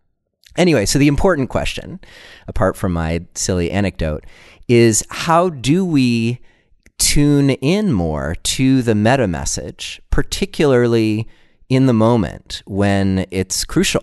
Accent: Maine, United States; also born or lived in Tennessee; I'm not sure that there was anything more traumatizing to me as a 3-year-old than coming to Maine, where I grew up, but I was born in Tennessee, and I learned how to talk in Tennessee.

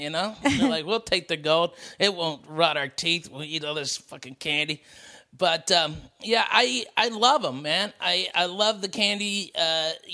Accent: the South, United States; accent: Southern; moved away; The more time I spend in the South, my accent really pumps up

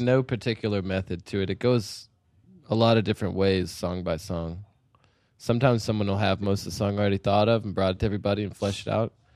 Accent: Utah, United States; moved away as an adult; also born or lived in Boone, North Carolina; I grew up in Utah

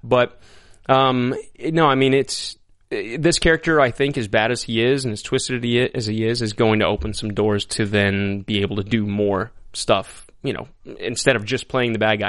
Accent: El Paso, Texas, United States; also born or lived in Lubbock, Texas; I grew up in El Paso, Texas

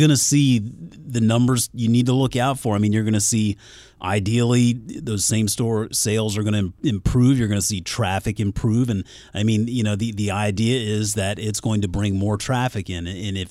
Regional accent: Mount Pleasant, South Carolina, United States; I mean, I grew up in Mount Pleasant, South Carolina, just over the bridge from Charleston, right there on the water.

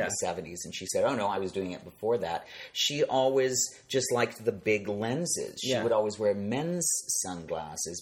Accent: Chicago, Illinois, United States; also born or lived in Nantucket; I grew up in Chicago, a city with good public transportation

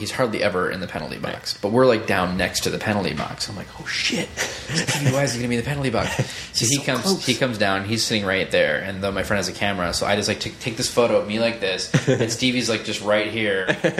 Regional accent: Detroit, Michigan, United States; moved away; also born or lived in Bay Area; I'm from Detroit originally

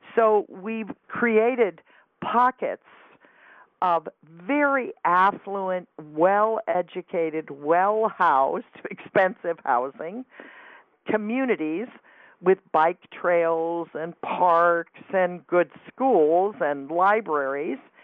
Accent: California, United States; I grew up in California, but I grew up in a town where everybody went to the same high school

